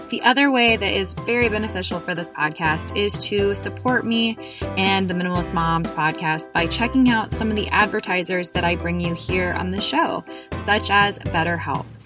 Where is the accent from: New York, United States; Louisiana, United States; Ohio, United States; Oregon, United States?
Ohio, United States; Columbus; We were just talking about how we're both from Columbus and just kind of, I've recently discovered that.